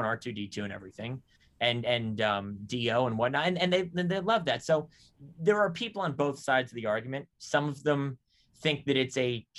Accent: California, United States; moved away; I'm from California originally.

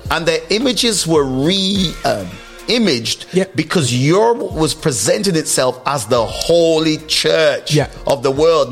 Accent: Stoke-on-Trent, West Midlands, United Kingdom; I grew up in Stoke

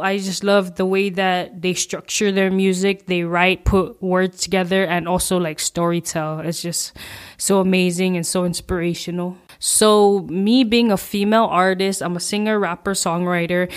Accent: Guam; I'm from Guam

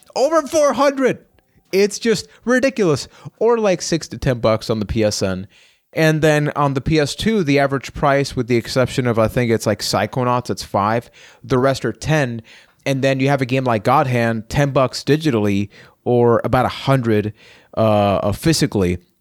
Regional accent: Puerto Rico; I am from Puerto Rico

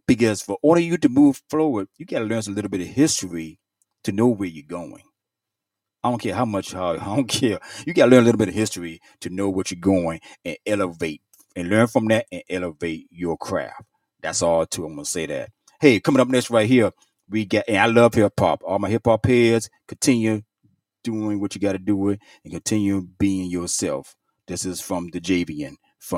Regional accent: Virginia, United States; I'm a native from Virginia.

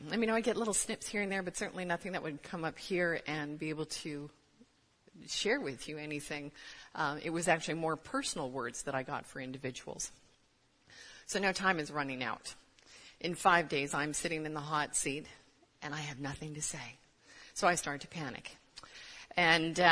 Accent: Canada; moved away as an adult; now in United States; I'm actually Canadian.

